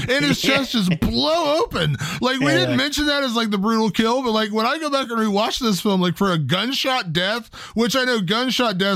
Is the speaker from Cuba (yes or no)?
no; Ohio, United States; my home state of Ohio